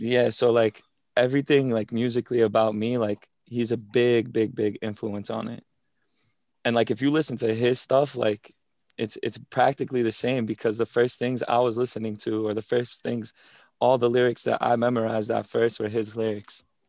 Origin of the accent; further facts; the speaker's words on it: Revere, Massachusetts, United States; your regular twenty-two-year-old from Boston, born and raised in Revere